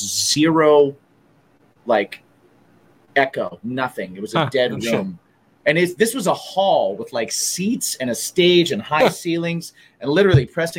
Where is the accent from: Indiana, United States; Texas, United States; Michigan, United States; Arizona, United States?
Indiana, United States; moved away; I'm from Indiana